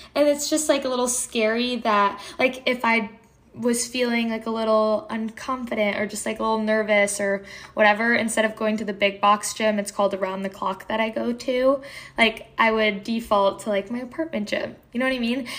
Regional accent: Connecticut, United States; I'm from Connecticut

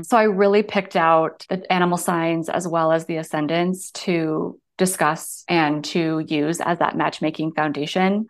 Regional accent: Seattle, Washington, United States; I grew up in Seattle

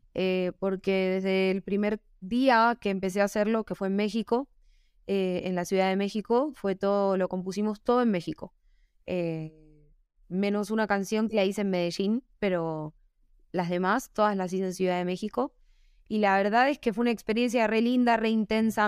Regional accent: Argentina; now in Bogotá, Colombia; yo vengo de Argentina, de la nostalgia, del tango, la melancolía, pero también la alegría. Los argentinos somos muy arriba

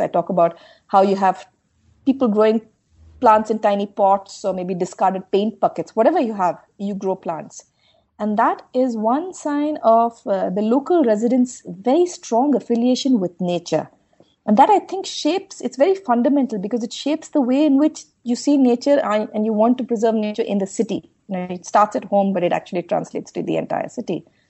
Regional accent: Bengaluru, Karnataka, India; I'm from Bangalore. I'm from the city. This is where I grew up, and uh, this is home

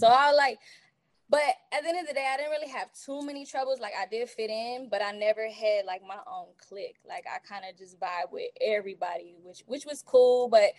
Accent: DeQuincy, Louisiana, United States; being a military brat and growing up in De Quincy, look, if you don't speak to nobody, you ain't gonna have no friends.

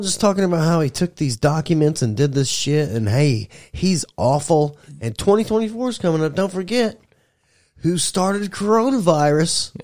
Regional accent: United States; I'm American.

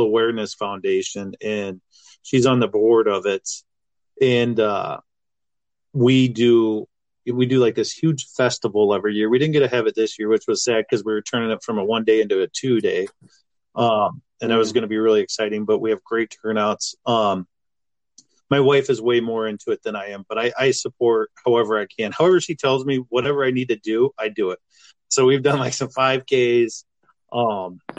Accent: Irwin, Iowa, United States; moved away as an adult; also born or lived in Minneapolis; I grew up in Irwin, Iowa. I grew up in town, but I worked on a farm

